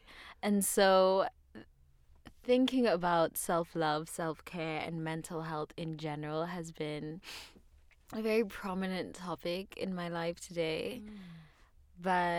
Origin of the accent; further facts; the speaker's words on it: South Africa; also born or lived in Los Angeles, United States; now in New York, United States; I'm South African. I'm a fashion blogger. I live in New York, went to school in LA.